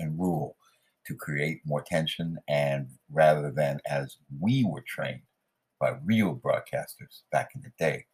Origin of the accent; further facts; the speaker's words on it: Southern California, United States; now in Queens, United States; I was raised in Southern California, Northern California